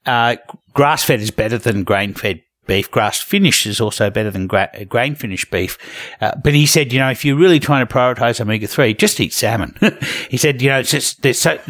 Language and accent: English; Queensland, Australia; I grew up in Queensland, so, you know, that sunburn is almost a rite of passage